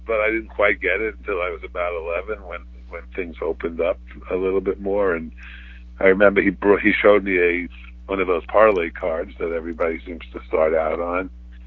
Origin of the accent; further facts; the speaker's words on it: New York City, New York, United States; So I never left the borough.